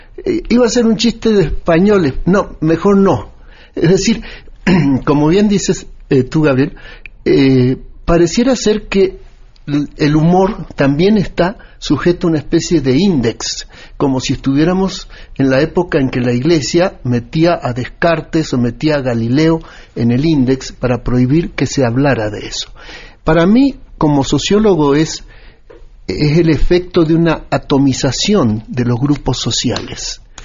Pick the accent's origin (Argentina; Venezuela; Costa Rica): Argentina; now in Mexico; yo hace 40 años vivo en México, soy nacido en Argentina